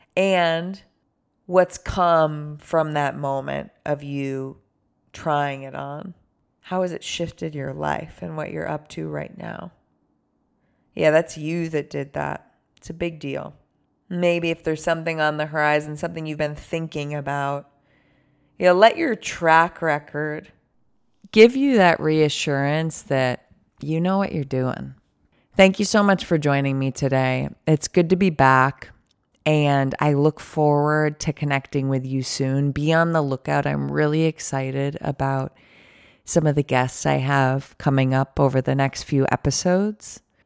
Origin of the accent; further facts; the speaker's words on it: Buffalo, New York, United States; also born or lived in San Francisco; now in Los Angeles, United States; I'm from Buffalo, which is where I grew up